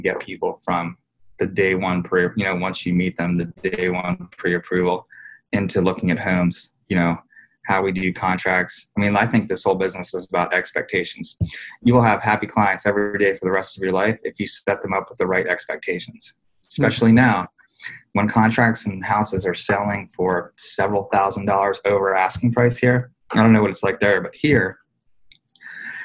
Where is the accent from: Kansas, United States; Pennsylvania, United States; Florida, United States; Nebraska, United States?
Pennsylvania, United States; born or raised there; now in Harrisburg, United States